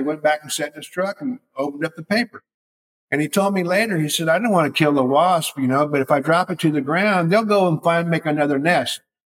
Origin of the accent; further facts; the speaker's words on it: California, United States; I was raised in California in the 60s.